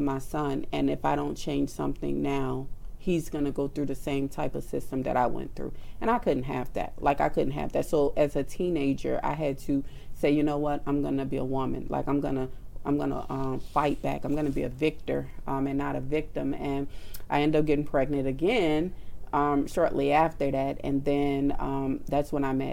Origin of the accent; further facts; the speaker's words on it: New Orleans, Louisiana, United States; I grew up in New Orleans